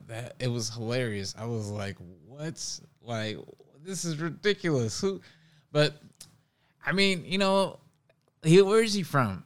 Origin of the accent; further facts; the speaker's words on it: Oakland, California, United States; now in New York, United States; I'm from Oakland